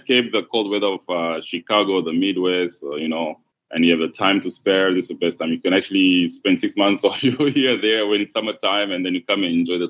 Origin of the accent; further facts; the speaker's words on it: Johannesburg, Gauteng, South Africa; moved away; also born or lived in Congo; So I grew up in Johannesburg, South Africa. I'm from Congo, but my family migrated there in the mid-90s. From my country, Congo, to Johannesburg, and we settled there, my whole family. So it is actually my home. I consider it more home than Congo.